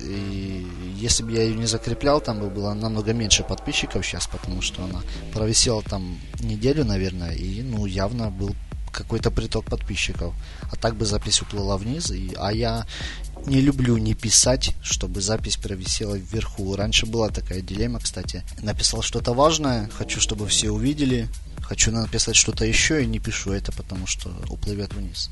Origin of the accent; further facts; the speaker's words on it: Chernihiv, Chernihiv Oblast, Ukraine; Я вообще из Чернихова